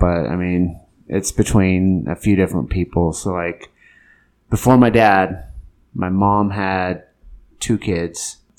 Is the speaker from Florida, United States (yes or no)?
no; Templeton, California, United States; Oh, man, I was born in Templeton, California, but we didn't stay there long. Well, actually, I don't know how long we stayed there. I was an Air Force brat for a while.